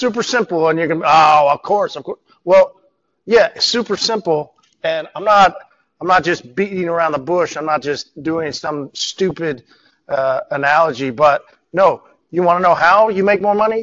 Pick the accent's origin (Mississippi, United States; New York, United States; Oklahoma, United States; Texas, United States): Oklahoma, United States; I'm from Oklahoma